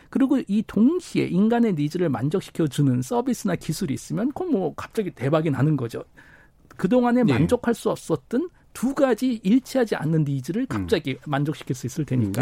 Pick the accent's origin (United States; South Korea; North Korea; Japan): South Korea; moved away as an adult; 저도 해외에서 오랫동안 살다가 고향인 한국으로 오니까